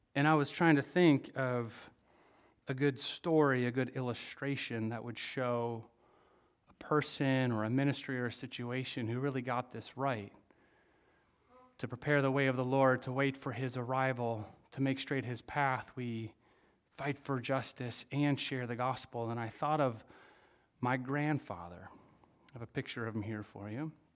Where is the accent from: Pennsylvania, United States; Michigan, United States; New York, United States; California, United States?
Michigan, United States; I'm from Michigan